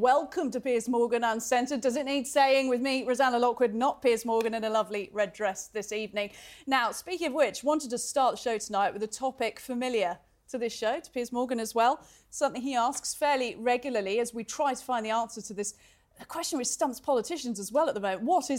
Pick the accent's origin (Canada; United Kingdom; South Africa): United Kingdom; Now, I've lived all over the world, and I can say quite comfortably Britain, as a Brit, it's a fairly mild country